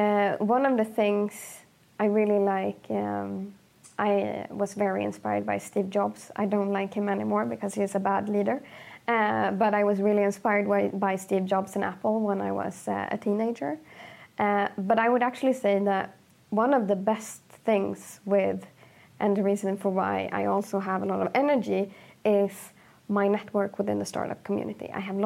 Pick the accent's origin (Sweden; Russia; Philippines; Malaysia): Sweden; also born or lived in Egypt; Like growing up in Sweden for me was really tough. I wanted to move back to Egypt until I was 19 years old because I realized that the world in Egypt for me isn't as good as it would be in Sweden.